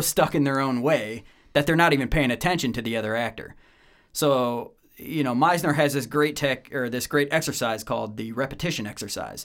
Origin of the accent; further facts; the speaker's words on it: Medina, Ohio, United States; moved away as an adult; also born or lived in Bowling Green, Ohio; now in Atlanta, United States; I was born and raised just outside of the Akron, Cleveland area in Ohio, Northeast Ohio, uh, Medina, Ohio